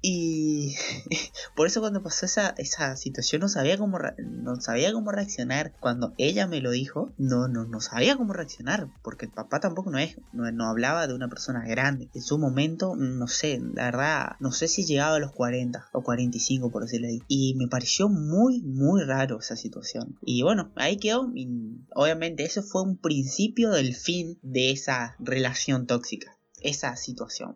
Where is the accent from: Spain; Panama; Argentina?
Argentina; soy de Argentina